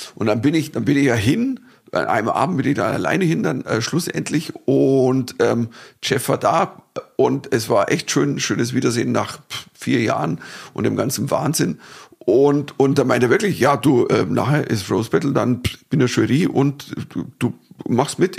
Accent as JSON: {"language": "German", "country": "Germany", "said": "als Deutscher"}